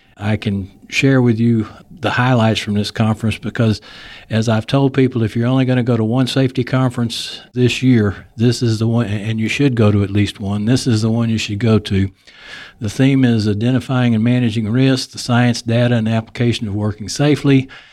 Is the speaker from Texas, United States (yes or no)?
yes; Texas, United States; accent: Texas; my Texas accent comes